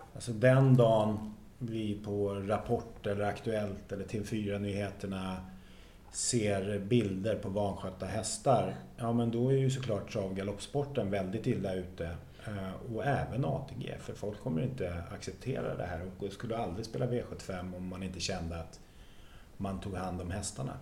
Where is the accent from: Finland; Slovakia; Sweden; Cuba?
Sweden; Jag är uppvuxen på bondgård i Västra